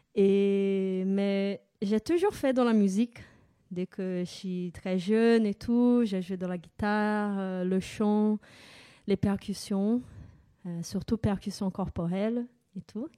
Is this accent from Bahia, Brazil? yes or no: no; São Paulo, Brazil; French is a second language; moved away as an adult; now in France; je suis née au Brésil et bah, j'ai passé toute ma vie là-bas euh, jusqu'à l'âge de 25 ans.